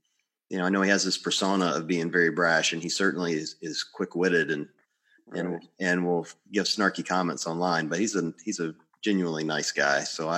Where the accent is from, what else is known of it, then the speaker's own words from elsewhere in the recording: the South, United States; also born or lived in Mississippi / Tennessee; I grew up in the South. I grew up in Mississippi and Tennessee